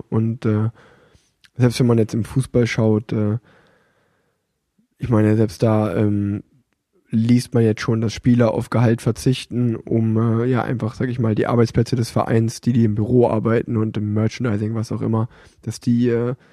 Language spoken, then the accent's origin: German; Cologne, North Rhine-Westphalia, Germany; als Kölner, der in Köln wohnt